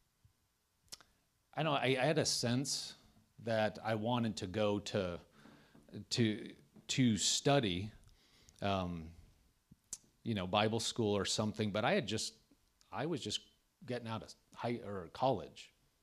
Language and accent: English; Nebraska, United States; moved away as an adult; also born or lived in Tulsa, Oklahoma; now in Andover, United States; I'm from Nebraska